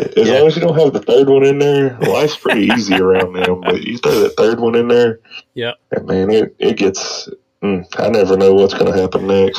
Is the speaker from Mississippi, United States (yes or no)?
yes; Jackson, Mississippi, United States; I'm from Jackson, Mississippi, or just outside of Jackson, Mississippi.